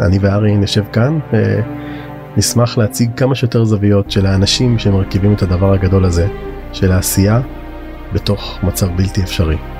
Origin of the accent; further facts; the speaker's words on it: Israel; הרבה מהציבור החרדי היום, שאנחנו, נולדנו פה